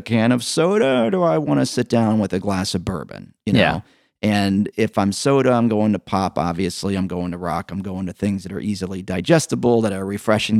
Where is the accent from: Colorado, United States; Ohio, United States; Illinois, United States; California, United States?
Illinois, United States; Evanston; I grew up here in Evanston